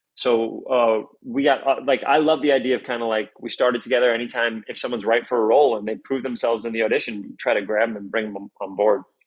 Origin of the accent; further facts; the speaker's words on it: New York City, New York, United States; also born or lived in Riverdale; I grew up in the North Bronx.